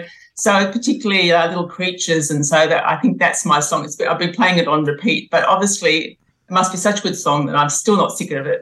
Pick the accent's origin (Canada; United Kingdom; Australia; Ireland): Australia; I'm definitely Australian by birth.